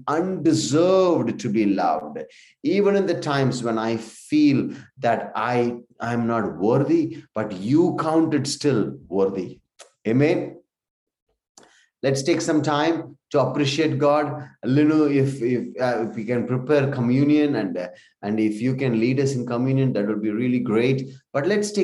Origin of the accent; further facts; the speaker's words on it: India; we come from India